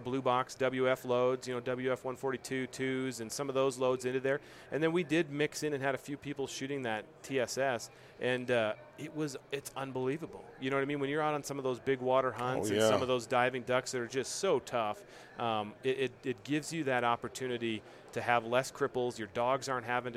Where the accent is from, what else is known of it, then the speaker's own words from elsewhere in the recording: Midwest, United States; also born or lived in Iowa / Minnesota; I grew up in the Midwest, you know, grew up in Iowa, Minnesota, that whole chain in there.